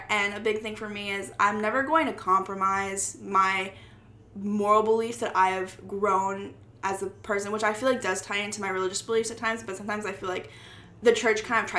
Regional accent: Texas, United States; now in Boston, United States; I come from Texas

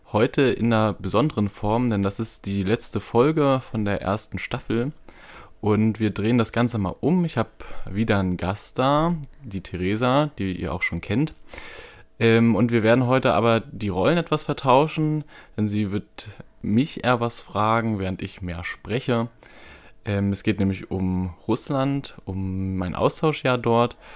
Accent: East Germany, Germany; Und ich komme ja aus dem aus Ostdeutschland, irgendwie auch noch so ein bisschen mit Verbindung ähm, zur DDR, die ja fünf Jahre vor meiner Geburt ähm, ja, aufgelöst wurde.

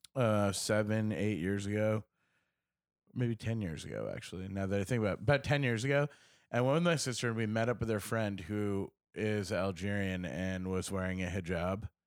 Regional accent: United States; I'm American

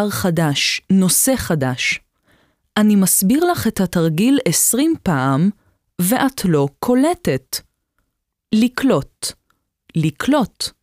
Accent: Germany; now in Israel; נולדתי בגרמניה. אבי נהרג במלחמת העולם השנייה, ואני, מאז שאני זוכרת את עצמי, קראתי כל מה שמצאתי על המלחמה.

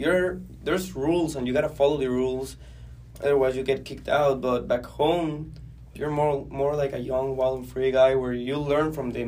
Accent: Guatemala; moved away as an adult; now in United States; I'm from Guatemala

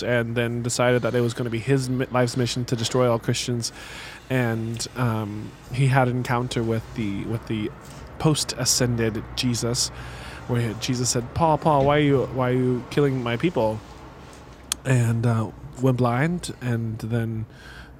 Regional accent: Kansas City, United States; growing up in Kansas City

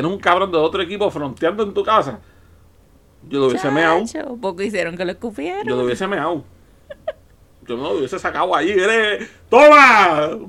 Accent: Carolina, Puerto Rico

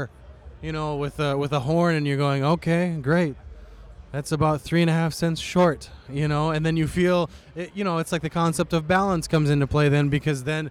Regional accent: Montana, United States; I grew up in Montana

